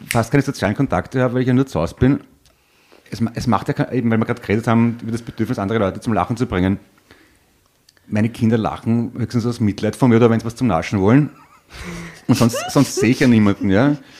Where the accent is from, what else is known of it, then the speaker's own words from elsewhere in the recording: Vienna, Austria; bin aus Wien